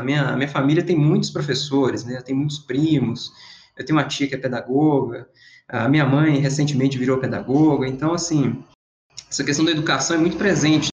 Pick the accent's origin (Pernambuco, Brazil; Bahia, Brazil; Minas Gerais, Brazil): Minas Gerais, Brazil; Governador Valadares; moved away as an adult; also born or lived in Viçosa / São Paulo / Montreal / Valencia; sou natural de Governador Valadares